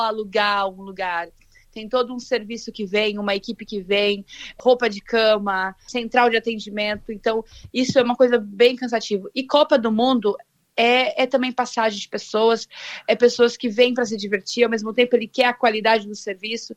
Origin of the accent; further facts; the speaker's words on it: Londrina, Paraná, Brazil; moved away as an adult; also born or lived in France; now in Qatar; Eu sou de Londrina, Paraná, e eu moro fora do Brasil já faz um tempo